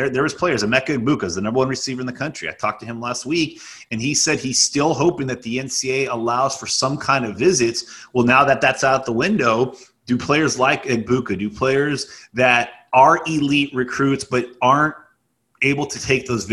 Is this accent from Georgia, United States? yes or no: no; Southern California, United States; I despised growing up in Southern California.